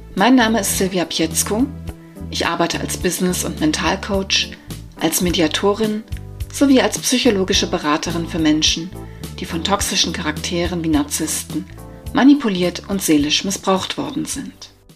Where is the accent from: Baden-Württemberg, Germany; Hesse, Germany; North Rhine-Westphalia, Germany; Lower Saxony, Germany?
Hesse, Germany; Wiesbaden; moved away as an adult; also born or lived in Berlin area; Seit Februar 2023 lebe und arbeite ich wieder in meiner alten Heimat Wiesbaden